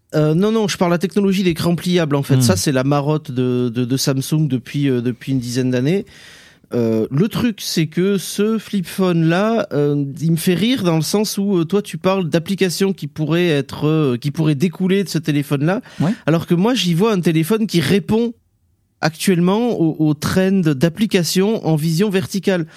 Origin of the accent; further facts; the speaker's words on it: south-west France, France; accent: Sud-Ouest; mon accent du Sud-Ouest